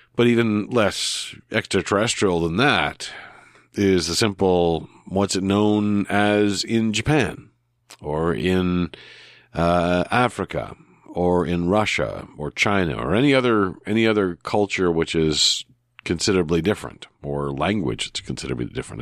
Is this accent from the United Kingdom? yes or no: no; New Brunswick, Canada; growing up in New Brunswick, not near, not far from the border